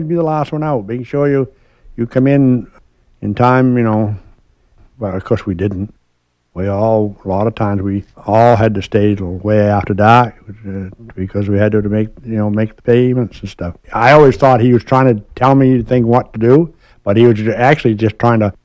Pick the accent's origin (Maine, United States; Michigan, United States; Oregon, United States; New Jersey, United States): Maine, United States; Swan's Island; I grew up on Swan's Island, Maine